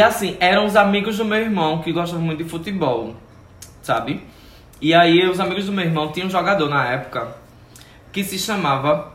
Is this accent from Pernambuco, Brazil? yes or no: yes; Sirinhaém, Pernambuco, Brazil; Eu sou daquela região ah. de Recife, mas eu sou de Sirinhaém